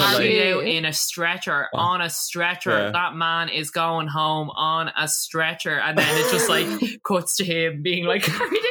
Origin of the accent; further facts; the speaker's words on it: Ireland; as Irish people